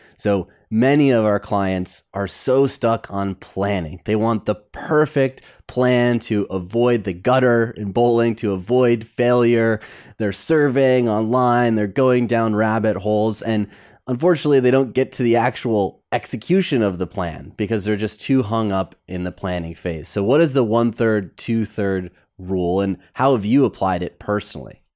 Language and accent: English; Michigan, United States; growing up in Michigan, we played bumper bowling